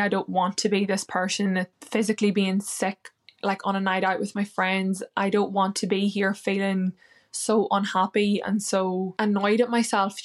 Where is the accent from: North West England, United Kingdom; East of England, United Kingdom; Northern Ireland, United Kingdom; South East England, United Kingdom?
Northern Ireland, United Kingdom; now in London, United Kingdom; I'm from Ireland, Northern Ireland, and I live in London now